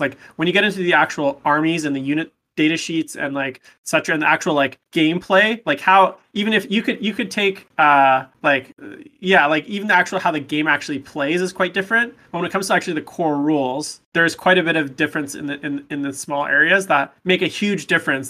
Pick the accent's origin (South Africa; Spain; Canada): Canada; Vancouver, British Columbia; I am from Vancouver, British Columbia in Canada, so I'm a good Canadian kid